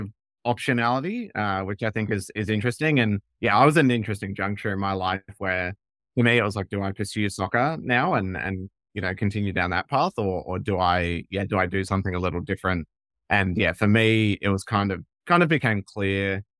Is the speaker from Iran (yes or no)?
no; Perth, Western Australia, Australia; moved away as an adult; also born or lived in United Kingdom / United States; I grew up in Perth, so Western Australia. So spent the first kind of 17, 18 years of my life in Perth